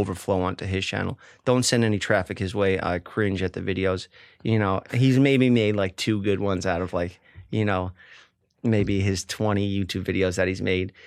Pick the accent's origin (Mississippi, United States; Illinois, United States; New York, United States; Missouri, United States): New York, United States; New York City; growing up in Staten Island